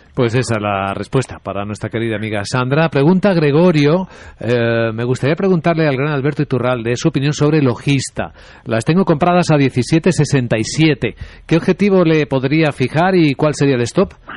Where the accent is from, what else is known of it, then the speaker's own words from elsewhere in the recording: Ávila, Castile and León, Spain; moved away; en mi pueblo, en Ávila